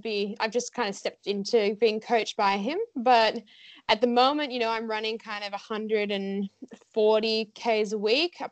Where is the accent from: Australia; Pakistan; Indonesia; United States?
Australia; as an Aussie athlete